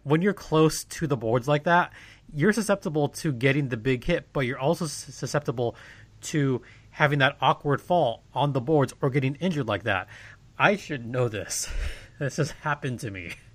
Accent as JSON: {"language": "English", "region": "Southern California", "country": "United States", "said": "we're from SoCal"}